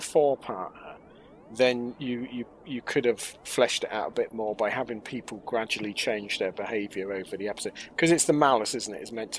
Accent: Oxford, South East England, United Kingdom; growing up in Oxford

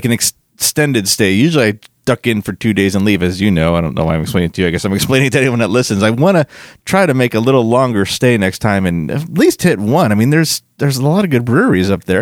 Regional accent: Florida, United States; I'm from Florida

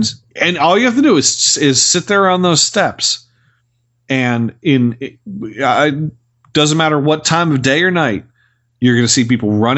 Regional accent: near Philadelphia, Pennsylvania, United States; growing up near Philadelphia

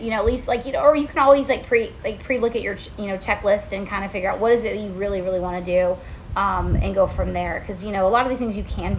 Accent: near Helen, Georgia, United States; now in Central Florida, United States; And I grew up in Georgia, and I grew up right near Helen, Georgia

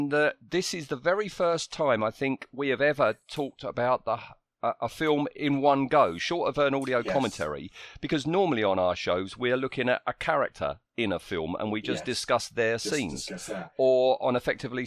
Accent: United Kingdom; we're British

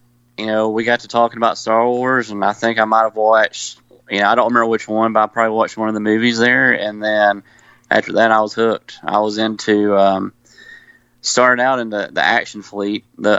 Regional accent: Cullman, Alabama, United States; I am from Coleman, Alabama.

